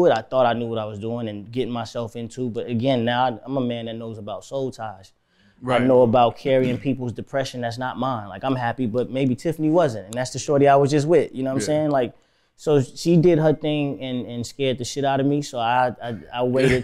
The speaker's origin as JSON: {"language": "English", "region": "Florida", "country": "United States", "tie": "born or raised there", "also_born_or_lived": "Miami / Tampa / Orlando / Fort Lauderdale", "said": "I'm from Florida, you know what I'm saying? Like, I was raised in Miami and Tampa, Orlando, Fort Lauderdale"}